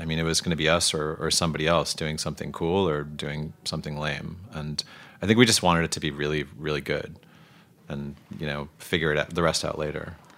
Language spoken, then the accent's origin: English; New Jersey, United States; also born or lived in Boston; now in Brooklyn, United States; I only lived there for like two years before my family moved to New Jersey